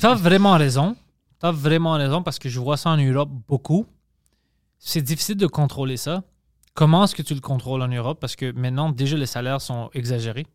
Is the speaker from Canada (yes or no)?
yes; Montreal, Quebec, Canada; accent: Greek accent in French; pas que je suis né ici